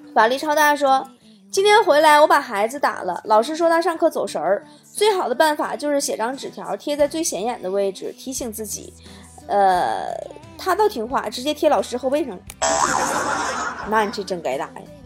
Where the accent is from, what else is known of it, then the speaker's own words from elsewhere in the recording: China; 我们中国人